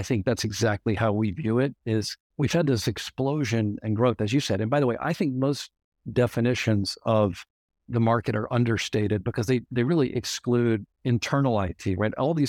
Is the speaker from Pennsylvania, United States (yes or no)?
no; Louisiana, United States; So just quickly on myself, I grew up in Louisiana.